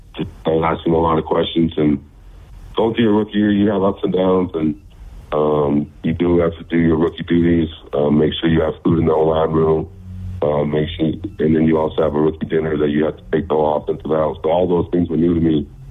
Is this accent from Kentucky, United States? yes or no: no; the Bay Area, California, United States; moved away; also born or lived in Utah; I'm originally from California, the Bay Area. My family moved to Utah um, so we settled down there